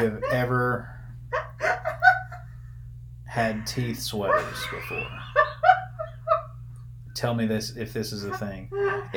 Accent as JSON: {"language": "English", "region": "the South", "country": "United States", "said": "I'm from the South, and I'm from the country"}